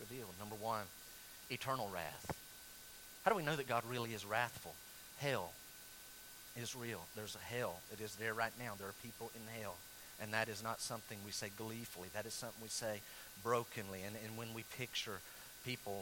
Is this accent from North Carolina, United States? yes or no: yes; North Carolina, United States; where I grew up in North Carolina